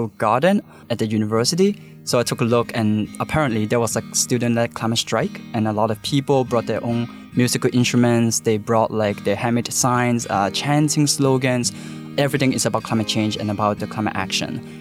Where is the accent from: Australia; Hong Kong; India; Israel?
Hong Kong; I was born and raised in Hong Kong